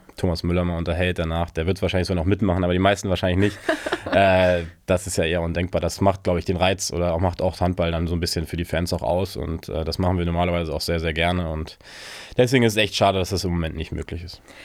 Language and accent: German; Germany; ich als Deutscher